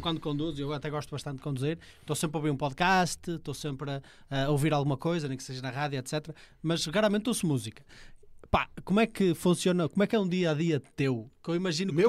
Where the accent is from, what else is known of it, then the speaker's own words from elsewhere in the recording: Ponte de Lima, Norte, Portugal; eu sou de Ponte Lima